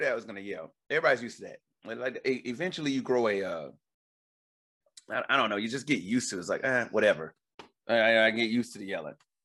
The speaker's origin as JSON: {"language": "English", "region": "the South", "country": "United States", "moved": "yes", "said": "I was from the South"}